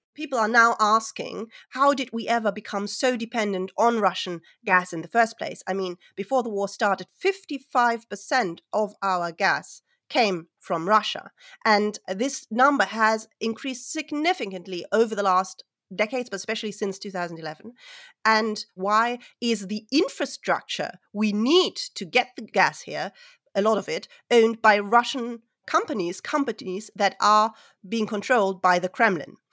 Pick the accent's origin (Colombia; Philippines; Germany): Germany; Hamburg; I'm a historian from Hamburg in Germany.